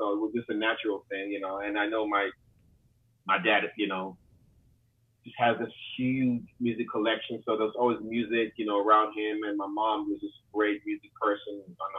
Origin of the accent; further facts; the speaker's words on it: New York, United States; And, you know, I grew up there. I grew up in New York. You know, I grew up just everywhere. You know, just like traveled a lot as a kid.